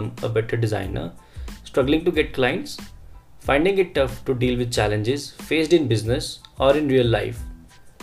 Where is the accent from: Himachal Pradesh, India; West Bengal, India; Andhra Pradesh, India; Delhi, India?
Himachal Pradesh, India; Solan; This is also my hometown from where everything started